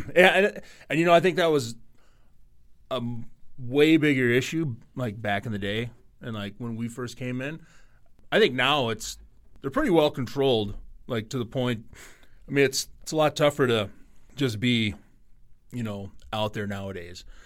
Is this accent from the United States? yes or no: yes; North Dakota, United States; now in Minnesota, United States; I'm from North Dakota